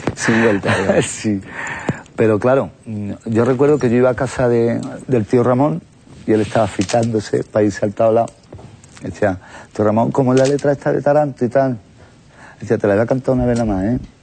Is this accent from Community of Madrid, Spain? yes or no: yes; Madrid, Community of Madrid, Spain; Yo nací en Madrid, en un barrio muy flamenco, en Lavapié